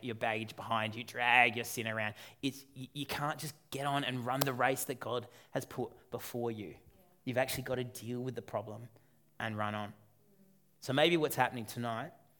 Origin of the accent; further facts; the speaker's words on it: Australia; for those of us who are born and raised in Australia